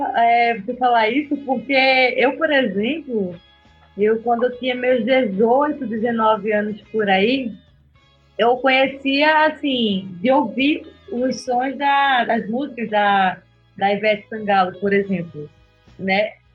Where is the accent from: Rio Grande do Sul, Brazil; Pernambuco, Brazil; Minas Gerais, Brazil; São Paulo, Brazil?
Pernambuco, Brazil; also born or lived in Rondônia; now in Santa Catarina, Brazil; Eu sou natural de Pernambuco